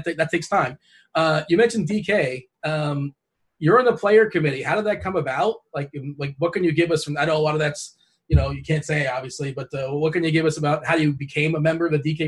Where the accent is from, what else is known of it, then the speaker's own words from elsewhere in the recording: South Florida, United States; I'm from South Florida